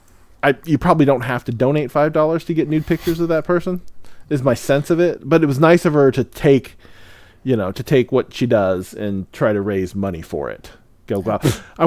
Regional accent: Midwest, United States; now in Seattle, United States; I grew up in the Midwest where we would get some decent snow

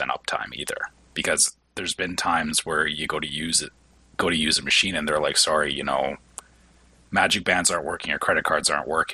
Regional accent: Canada; as a Canadian, we don't even have pennies anymore

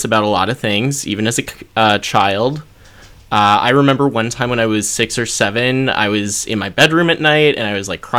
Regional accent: North Dakota, United States; I was growing up in North Dakota, which is a very conservative area.

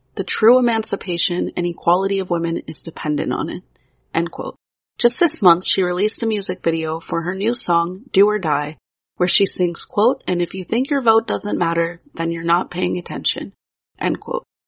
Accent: Pittsburgh, Pennsylvania, United States; my hometown of Pittsburgh, Pennsylvania

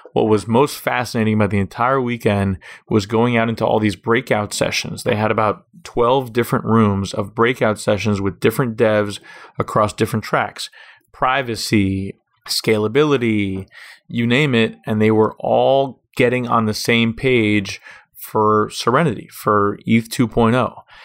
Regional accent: Miami Beach, Florida, United States; also born or lived in Jerusalem; I grew up here on Miami Beach, Florida.

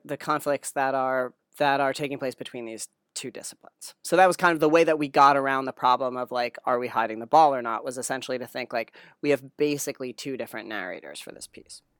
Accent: New Jersey, United States; moved away as an adult; also born or lived in Stanford, California; I grew up in New Jersey

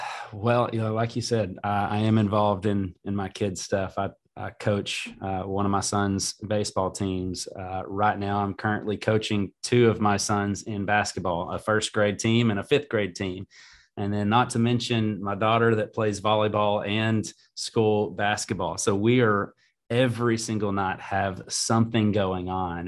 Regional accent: Greenbrier, Arkansas, United States; i was able to go back to my hometown and serve um, especially i've got four kids um, and we do everything in greenbrier

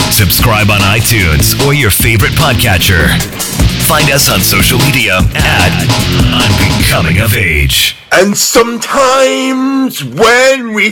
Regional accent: Northeast, United States; But those are easy to me, not just because I'm from the Northeast, but because of the shapes.

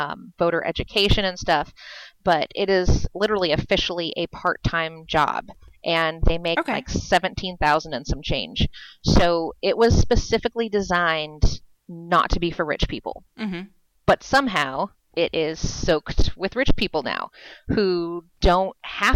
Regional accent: California, United States; moved away as an adult; now in Virginia, United States; I grew up in California

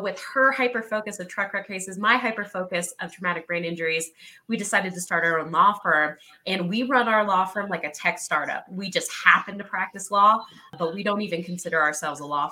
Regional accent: the South, United States; moved away as an adult; also born or lived in New York City, United States; now in Colorado, United States; I grew up in the South

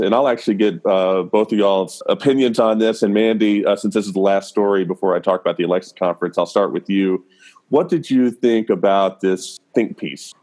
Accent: the South, United States; now in Nashville, United States; I'm born and raised in the South, live in Nashville

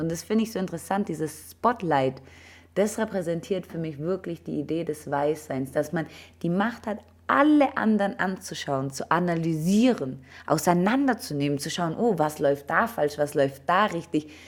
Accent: Germany; bin ich ja in Deutschland aufgewachsen

